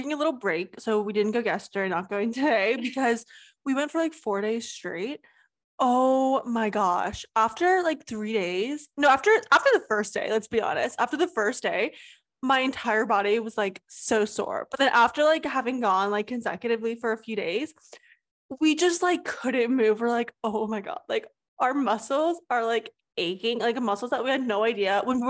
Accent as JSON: {"language": "English", "town": "Austin", "region": "Texas", "country": "United States", "tie": "born or raised there", "said": "Yes, we have lived in Austin our whole life. We're born and raised in Austin"}